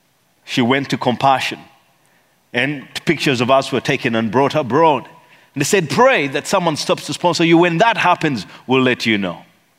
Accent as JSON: {"language": "English", "region": "Eastern Region", "country": "Uganda", "said": "See, I come from the Bagisu tribe, and the Bagisu tribe, this is how we do it."}